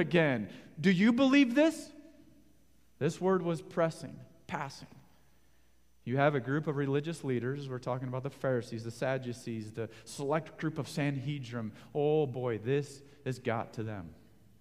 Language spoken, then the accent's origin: English; Denver, Colorado, United States; I grew up in Bronco country in Denver